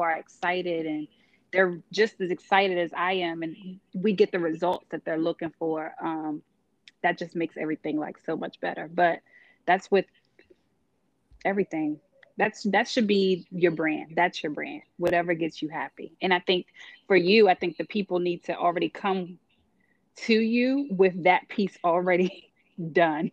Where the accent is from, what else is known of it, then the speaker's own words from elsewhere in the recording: New York, United States; I'm from New York